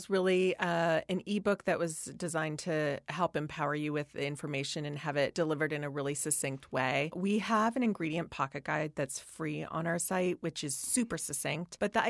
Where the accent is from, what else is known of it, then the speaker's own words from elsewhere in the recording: Hawaii, United States; growing up in Hawaii, we were putting on the suntan oil